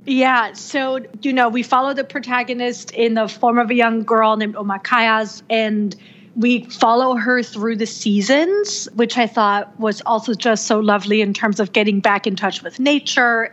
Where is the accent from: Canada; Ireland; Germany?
Germany; now in United States; I was born and raised in Germany